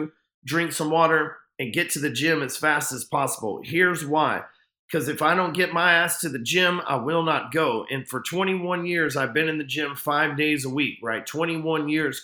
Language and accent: English; Texas, United States; I'm a Texan.